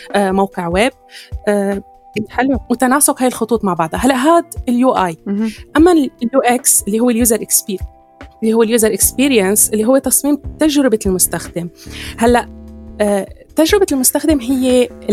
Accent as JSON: {"language": "Arabic", "country": "Syria", "said": "عندنا بسوريا"}